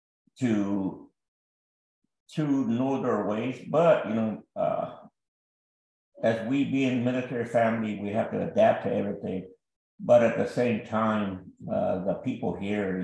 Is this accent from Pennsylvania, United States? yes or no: no; Lockhart, Texas, United States; moved away as an adult; also born or lived in Rio Grande Valley, Texas; born and raised in Lockhart, Texas, up there by Austin, Texas, Central Texas.